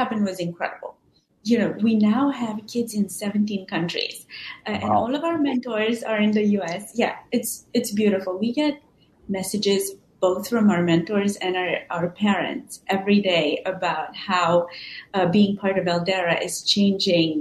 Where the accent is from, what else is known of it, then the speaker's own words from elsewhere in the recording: Transylvania, Romania; moved away as an adult; now in United States; I was born in Transylvania in Romania, and I was raised by my grandparents. And when my grandparents passed away, I ended up moving to the States for university in 2001